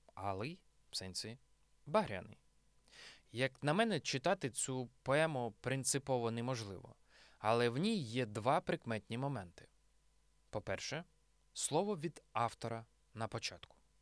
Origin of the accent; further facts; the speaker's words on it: Nizhyn, Chernihiv Oblast, Ukraine; моєму рідному місті Ніжині